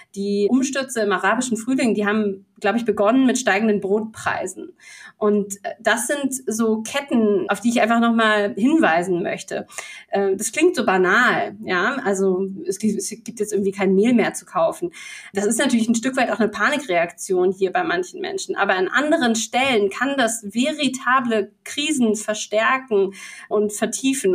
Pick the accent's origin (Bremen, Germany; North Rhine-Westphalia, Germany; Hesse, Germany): Bremen, Germany; als Bremerin